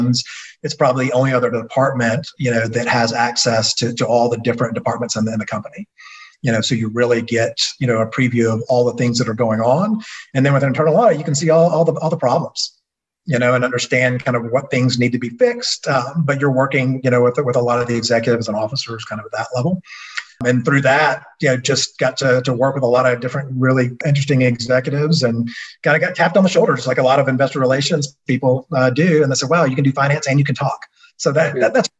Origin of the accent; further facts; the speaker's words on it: Athens, Georgia, United States; Born and raised in Athens, Georgia, home of the University of Georgia